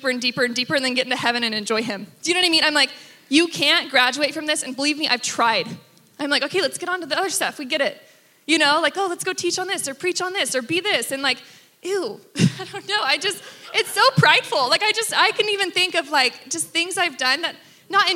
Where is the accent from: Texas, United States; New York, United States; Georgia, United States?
Texas, United States; I grew up in Texas, Father, Son, Holy Bible.